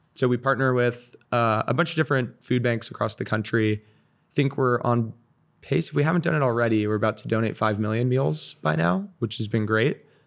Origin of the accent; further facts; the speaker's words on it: Seal Beach, California, United States; moved away as an adult; also born or lived in Northeast US / San Francisco; I I grew up in Orange County, so I was in Seal Beach, super close